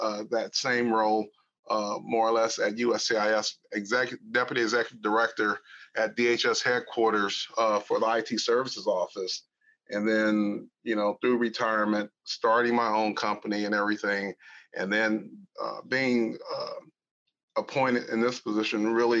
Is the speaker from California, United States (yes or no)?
yes; Los Angeles, California, United States; moved away; born and raised in Los Angeles, California. Right out of Central Los Angeles